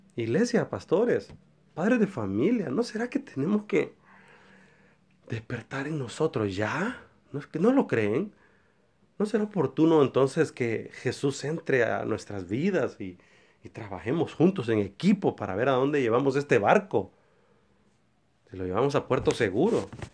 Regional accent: San Pedro Sula, Cortés, Honduras; encerrados aquí en mi país Honduras, mi ciudad San Pedro Sula

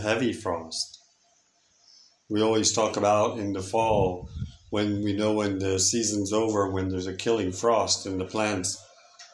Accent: United States; moved away; I come from America

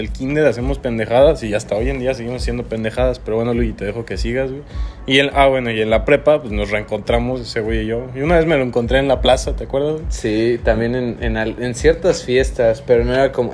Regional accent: Celaya, Guanajuato, Mexico; Nosotros somos de Celaya, Guanajuato

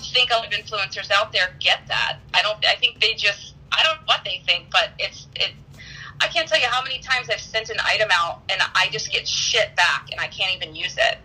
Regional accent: Daytona Beach, Florida, United States; moved away as an adult; also born or lived in Wisconsin / California / Boca Raton, Florida; I grew up in Daytona Beach, Florida.

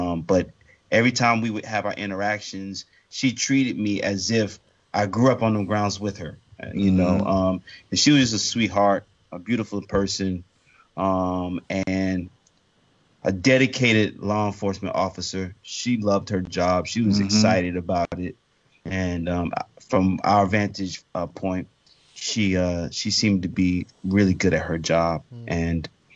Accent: Tallahassee, Florida, United States; Growing up in Tallahassee, Florida

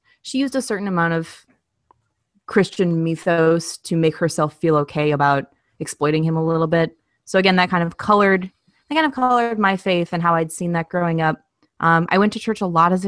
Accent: Minneapolis, Minnesota, United States; moved away as an adult; now in Austin, United States; I grew up in Minneapolis, specifically like Southeast Minneapolis

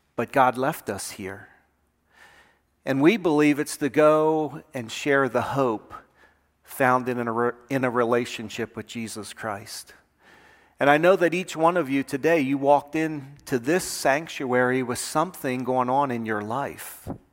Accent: Lynchburg, Virginia, United States; we're from Lynchburg, Virginia

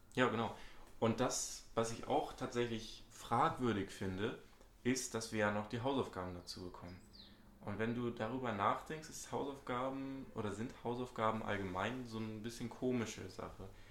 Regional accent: Hamburg, Germany; bin auch 18 Jahre alt, komme aus Hamburg, ebenfalls Schüler

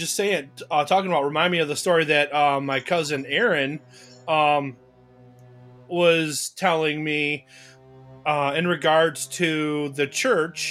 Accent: Detroit, Michigan, United States; now in Wausau, United States; I'm originally from the Detroit area

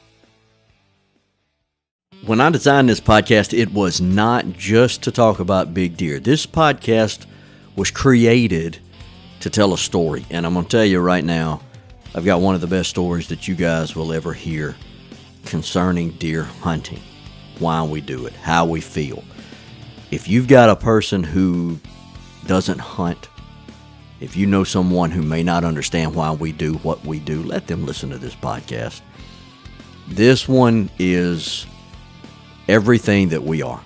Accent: Bayou de Loutre, Louisiana, United States; I was raised in Bayou de Loutre

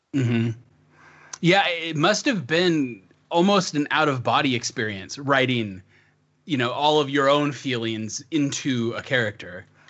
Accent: the Northwest, Pacific Northwest, United States; I, I grew up in the sticks. I'm a farm boy, but I'm from the Northwest

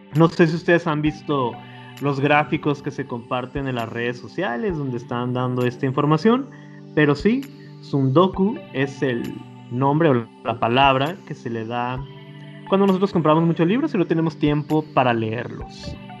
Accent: Mexico; si nos situamos como mexicanos

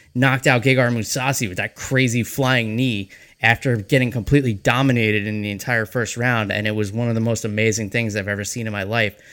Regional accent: 20 minutes north of New York City, United States; I was actually born and raised in New York, just 20 minutes north of New York City

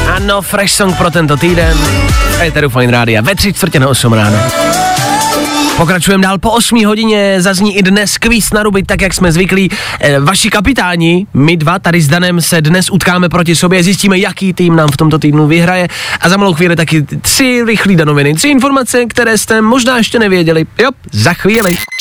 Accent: Czechia; my Češi

